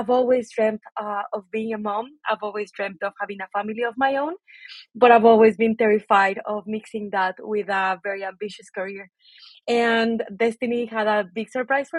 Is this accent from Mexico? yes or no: yes; Mexico City, Mexico; moved away as an adult; also born or lived in Manchester; So I'm originally from Mexico City. I was born and raised there.